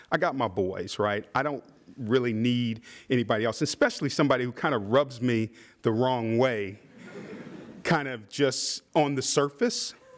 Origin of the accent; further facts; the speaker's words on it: Midwest, United States; I'm from the Midwest.